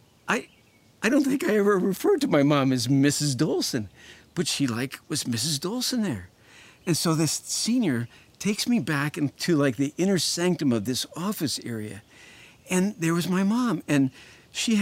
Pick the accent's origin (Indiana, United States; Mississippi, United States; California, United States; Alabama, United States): Indiana, United States; Indianapolis; I grew up in Indianapolis, Indiana.